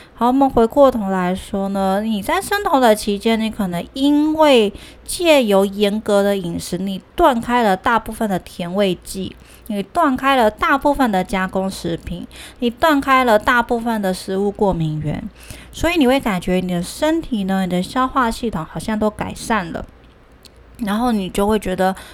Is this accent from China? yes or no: no; Taiwan; 我们台湾人真的太爱吃鸡蛋